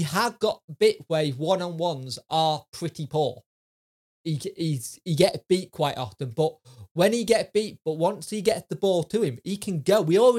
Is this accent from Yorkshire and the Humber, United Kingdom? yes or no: yes; Yorkshire and the Humber, United Kingdom; I'm a Yorkshire lad.